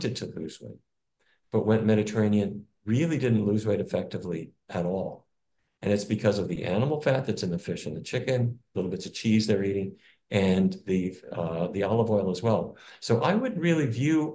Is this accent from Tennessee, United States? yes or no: no; North Dakota, United States; where I grew up in North Dakota